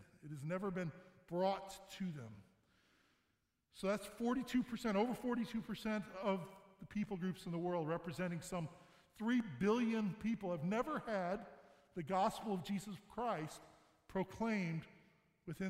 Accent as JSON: {"language": "English", "town": "St. Louis", "region": "Missouri", "country": "United States", "moved": "yes", "lives_now": "Michigan, United States", "said": "I'm from Missouri. I'm from St. Louis. We moved here about 14 years ago."}